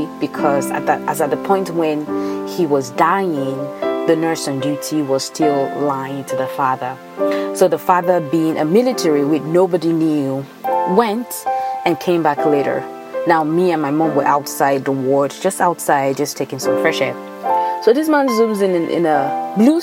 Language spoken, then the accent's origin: English; Nigeria; moved away; also born or lived in Ibadan, Nigeria; I grew up in Nigeria, so a lot of my stories, some might tie back to my time spent in Ibadan or in any other state in Nigeria.